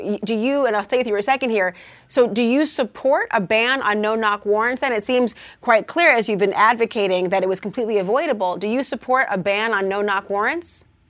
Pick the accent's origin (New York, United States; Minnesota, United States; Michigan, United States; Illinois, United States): Minnesota, United States; I'm from Minnesota